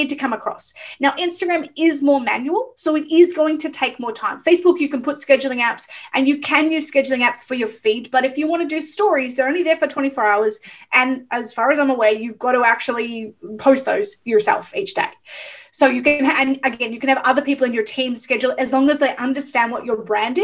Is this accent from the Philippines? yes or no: no; Melbourne, Victoria, Australia; also born or lived in Ocean Grove; I'm from Melbourne, so we're the coffee capital of the world